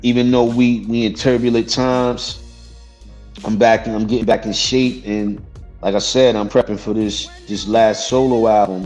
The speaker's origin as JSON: {"language": "English", "town": "New York City", "region": "New York", "country": "United States", "said": "I'm from Brooklyn and I'm from Queens, man. Come on, I'm from New York"}